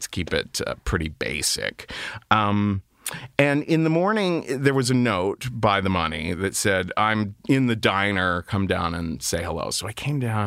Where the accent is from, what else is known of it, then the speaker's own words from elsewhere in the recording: Cincinnati, Ohio, United States; I grew up in Cincinnati, Ohio, very Republican, very conservative, very Catholic